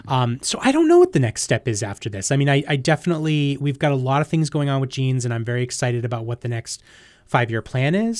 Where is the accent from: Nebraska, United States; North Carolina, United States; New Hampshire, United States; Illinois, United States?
New Hampshire, United States; moved away as an adult; also born or lived in New York; I am from New Hampshire, but I haven't always lived here